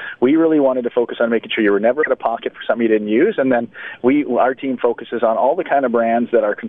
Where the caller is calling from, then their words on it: Victoria, British Columbia, Canada; I'm actually calling from Victoria here today. We're on the island